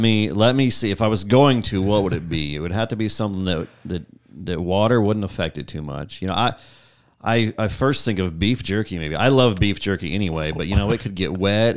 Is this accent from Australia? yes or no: no; Northwest Iowa, United States; moved away as an adult; Northwest Iowa, boy. Grew up on a farm